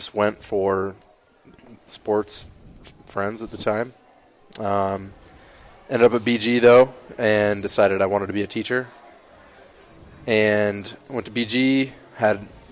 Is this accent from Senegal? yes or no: no; Kenton, Ohio, United States; I'm from a smallish town, Kenton, Ohio